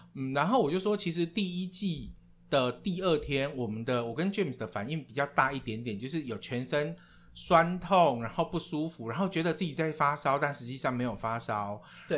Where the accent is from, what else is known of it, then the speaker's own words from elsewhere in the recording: Taiwan; now in Thailand; 我从来不知道说我可以身为台湾人的前百分之零点四